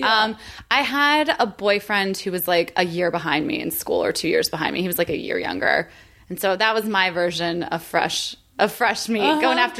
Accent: rural Pennsylvania, United States; moved away; both movie theaters in my hometown were being renovated at the same time. So if I wanted to see a movie, we had to drive for an hour.

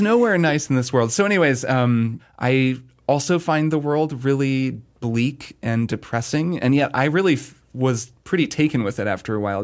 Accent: United States; as an American

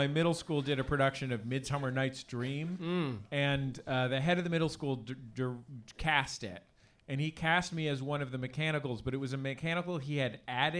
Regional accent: San Francisco, California, United States; I grew up here in San Francisco. I went to School of the Arts here in San Francisco.

